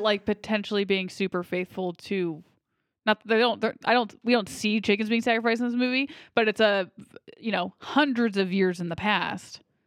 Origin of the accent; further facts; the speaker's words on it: United States; I'm American